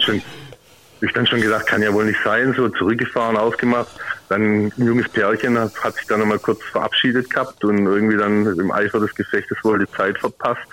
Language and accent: German; Heilbronn, Baden-Württemberg, Germany; aus Heilbronn